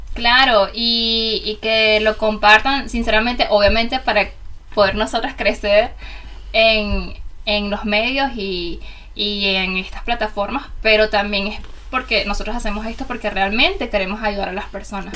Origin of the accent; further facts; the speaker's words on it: Venezuela; moved away as an adult; now in Germany; una venezolana en Alemania de eh, hace casi cinco años